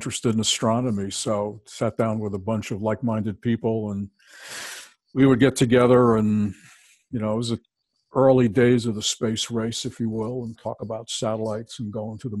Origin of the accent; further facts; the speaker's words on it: Bridgeport, Connecticut, United States; Bridgeport, Connecticut.